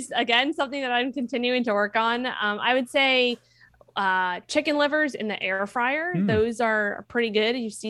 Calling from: San Diego, California, United States; San Diego.

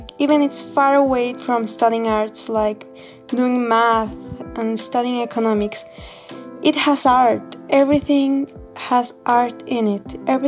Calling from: Mexico; I'm calling from Mexico

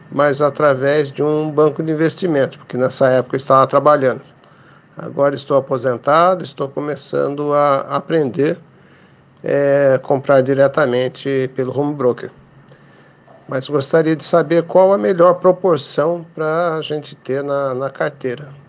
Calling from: São José dos Campos, São Paulo, Brazil; sou de São José dos Campos, São Paulo, no Vale do Paraíba.

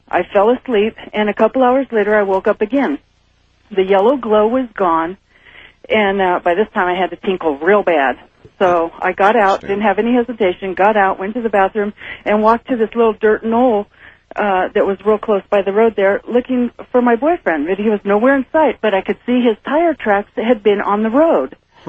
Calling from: Carson City, Nevada, United States; I'm calling from Carson City.

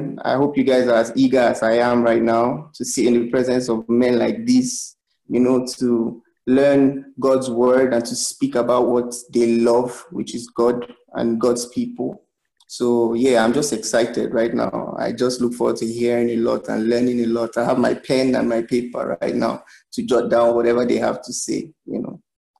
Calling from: Lagos, Nigeria; We're calling in from Lagos.

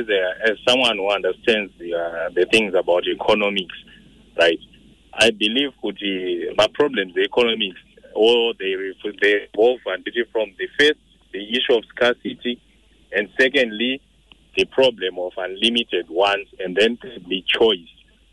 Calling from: Harare, Zimbabwe; I'm calling from Harare.

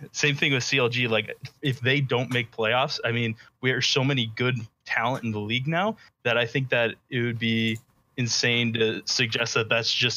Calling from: Spring Arbor, Michigan, United States; I'm calling from Spring Arbor, Michigan.

